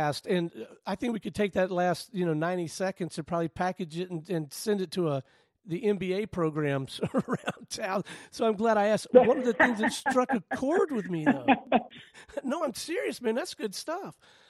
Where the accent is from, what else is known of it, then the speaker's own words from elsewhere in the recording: Pensacola, Florida, United States; I grew up in Pensacola, not too far away.